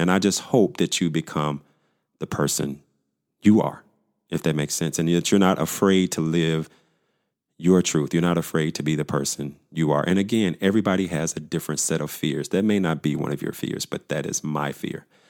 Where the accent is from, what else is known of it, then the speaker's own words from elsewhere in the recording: Pine Bluff, Arkansas, United States; moved away as an adult; also born or lived in Dallas, Texas; my hometown of Pine Bluff, Arkansas